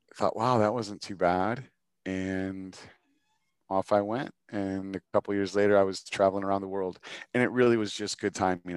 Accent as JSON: {"language": "English", "town": "Chicago", "region": "Illinois", "country": "United States", "said": "as a Chicagoan, you are a diehard fan of Chicago"}